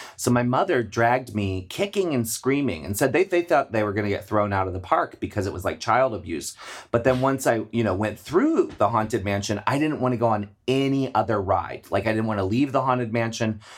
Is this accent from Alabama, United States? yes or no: no; Maryland, United States; I grew up in Maryland.